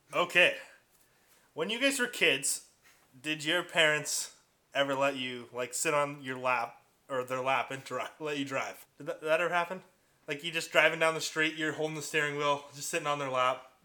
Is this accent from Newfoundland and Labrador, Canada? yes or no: no; Port Coquitlam, British Columbia, Canada; I grew up in Poco.